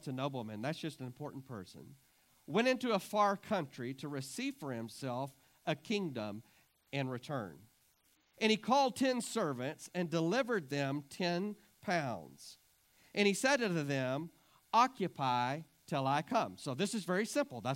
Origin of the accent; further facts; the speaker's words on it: Clarendon, United States; I was raised in Clarendon.